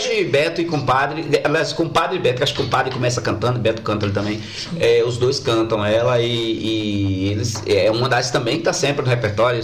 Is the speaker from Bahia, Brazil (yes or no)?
yes; Feira de Santana, Bahia, Brazil; eu nasci no Tomba, mas toda a minha infância eu morei em Humildes e no Aviário